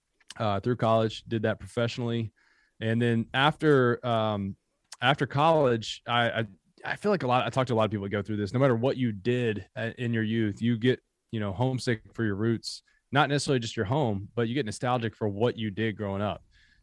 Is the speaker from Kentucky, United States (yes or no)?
yes; Kentucky, United States; also born or lived in Harlan County, Kentucky; I mean, I grew up in Appalachia. So born in Harlan County, grew up in Bell County, Kentucky.